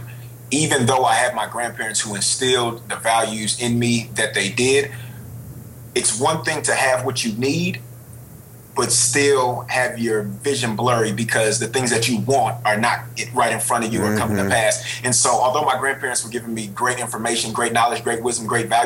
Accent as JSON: {"language": "English", "town": "Richmond", "region": "California", "country": "United States", "said": "I'm from Richmond, California. My mother was 17. My father was 19 when they had me"}